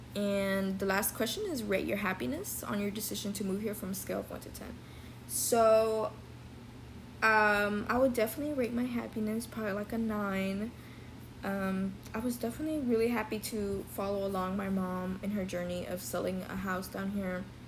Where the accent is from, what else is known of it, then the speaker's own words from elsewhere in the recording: Dallas, Texas, United States; I am 20 years old and I grew up in Dallas, Texas.